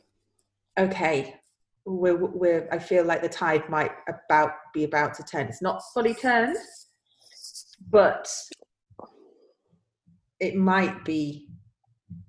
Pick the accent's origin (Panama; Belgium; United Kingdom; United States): United Kingdom; Kent, South East England; we're not from Bristol, we are from Kent